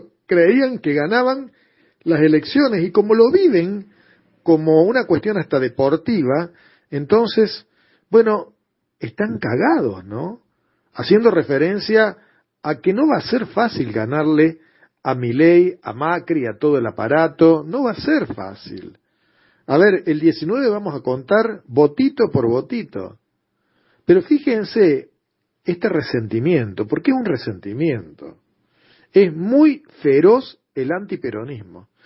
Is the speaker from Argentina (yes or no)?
yes; Argentina; ¿vos en qué país vivís? ¿En Japón? Vos sos argentino también.